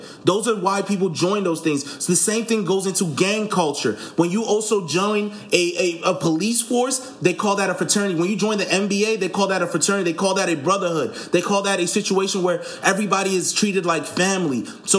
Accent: Nigeria; born or raised there

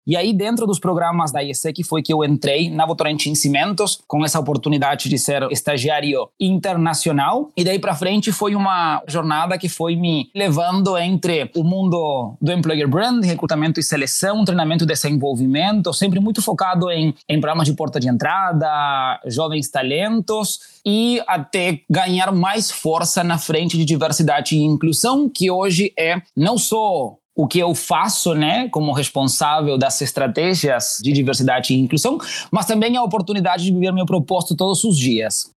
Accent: Uruguay; Portuguese is a second language; moved away as an adult; also born or lived in Chile; now in Brazil; eu sou do Uruguai. Eu hoje já vou cumprir quatro anos no Brasil

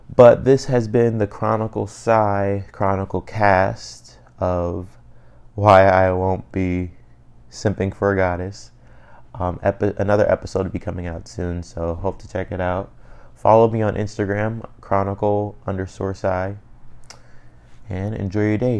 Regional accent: Cleveland, Ohio, United States; I'm from Cleveland

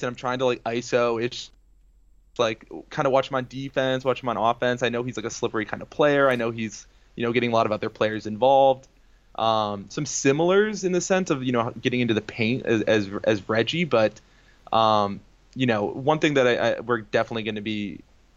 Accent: Toledo, Ohio, United States; moved away as an adult; also born or lived in Detroit, Michigan; now in Boston, United States; I was born in Detroit, raised most of my life in Toledo, Ohio

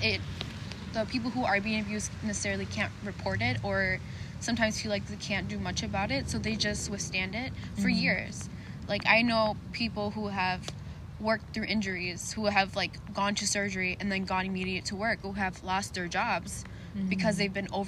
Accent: North Carolina, United States; now in Minnesota, United States; I'm from North Carolina

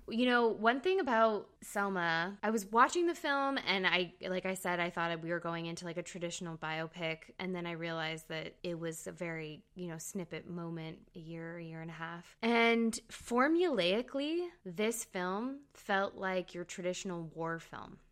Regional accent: Canada; I'm Canadian

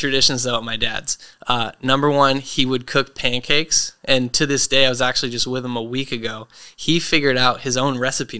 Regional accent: Portland, Maine, United States; So we grew up in Maine. I feel pretty grounded by the fact that I grew up there, you know, split time between my dad's house and the big city in Portland.

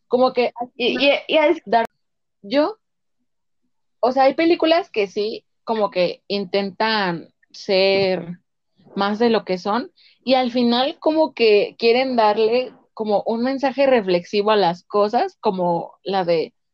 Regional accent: Mexico; los mexicanos tenemos un tipo de humor distinto al gringo.

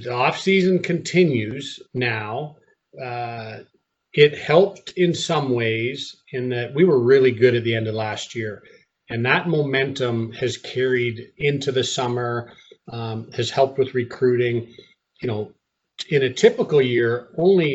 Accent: Canada; moved away; my wife and I are both born and raised in Canada

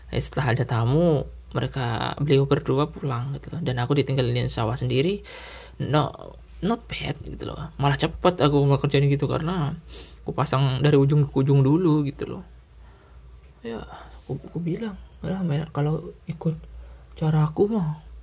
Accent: Sumatra, Indonesia; now in Java, Indonesia; di Sumatera waduh 30 meter aja masih banyak garam gitu loh di rumah aku

